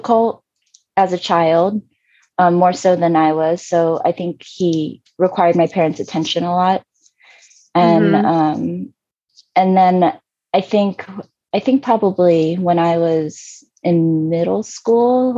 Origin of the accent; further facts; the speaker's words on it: outside of Richmond, Virginia, United States; moved away; also born or lived in South Korea; I grew up in Virginia, outside of Richmond on the East Coast